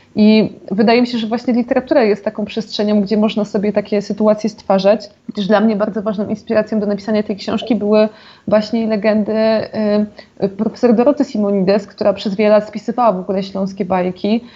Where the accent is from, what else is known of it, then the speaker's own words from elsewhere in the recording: Zagłębie Dąbrowskie, Silesian Voivodeship, Poland; also born or lived in Katowice; ja jestem zagłębiaczką, czyli zaraz obok